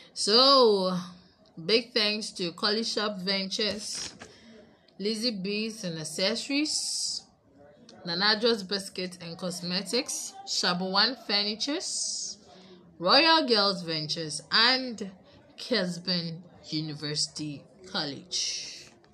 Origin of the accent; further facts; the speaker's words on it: Ghana; and we are Ghanaian, so we are here